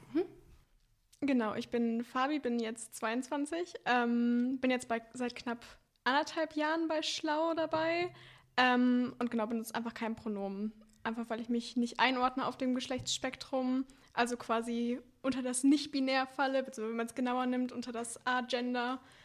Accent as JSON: {"language": "German", "area": "near Warstein", "region": "North Rhine-Westphalia", "country": "Germany", "said": "ich komme auch einfach aus dem Kaff."}